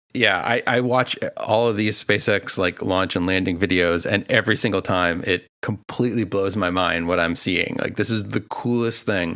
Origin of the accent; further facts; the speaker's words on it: Boston, Massachusetts, United States; I am from Boston